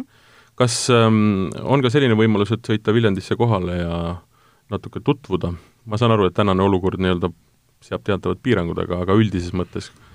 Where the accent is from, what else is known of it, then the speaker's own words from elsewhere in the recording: Tartu, Tartu County, Estonia; mina olen ise Tartust pärit